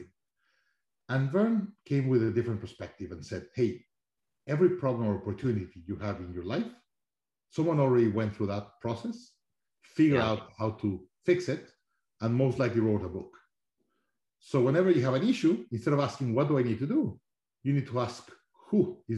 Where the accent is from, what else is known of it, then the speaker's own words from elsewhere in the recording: Mexico City, Mexico; also born or lived in Monterrey; I grew up in Mexico, Mexico City